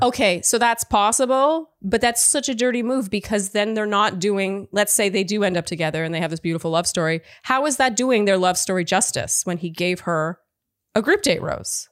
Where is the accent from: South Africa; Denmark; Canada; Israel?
Canada; moved away; I am Canadian